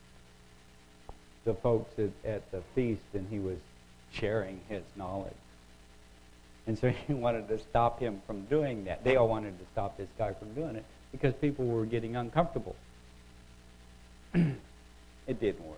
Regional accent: United States; first language English; I was born and bred in America. I speak English. Well, I speak American, probably

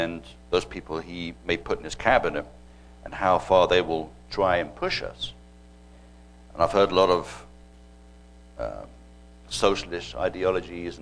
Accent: England, United Kingdom; moved away as an adult; growing up in England

